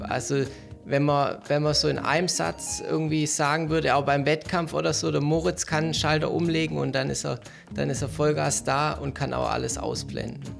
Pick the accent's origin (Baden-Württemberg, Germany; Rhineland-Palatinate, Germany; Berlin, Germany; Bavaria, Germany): Baden-Württemberg, Germany; Stuttgart; wir kommen beide aus Möhringen